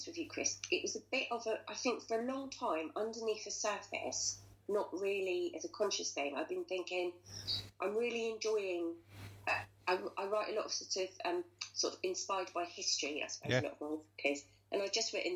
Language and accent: English; London, United Kingdom; We're from Deptford, lovely Deptford in southeast London